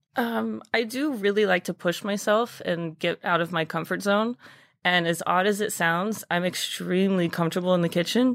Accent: Dallas, Texas, United States; moved away as an adult; now in New York, United States; I'm originally from Dallas, Texas. Um, grew up playing a bunch of sports, did my culinary program at my high school

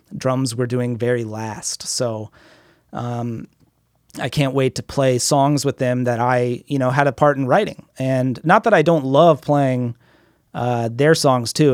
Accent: United States; I'm from America

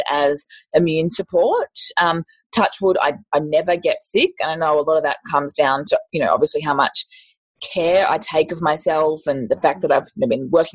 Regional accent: Queensland, Australia; I'm also from Queensland

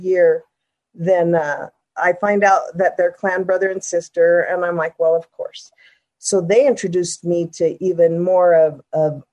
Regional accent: Denver, Colorado, United States; born and raised in Denver

